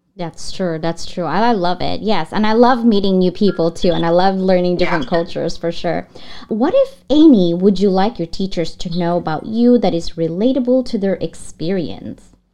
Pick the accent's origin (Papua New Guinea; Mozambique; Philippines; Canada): Philippines; now in United States; I was born and raised in the Philippines.